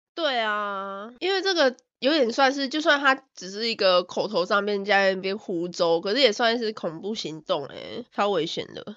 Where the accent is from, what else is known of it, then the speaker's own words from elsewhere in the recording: Taiwan; also born or lived in Melbourne, Australia; now in Australia; 我身为一个台湾人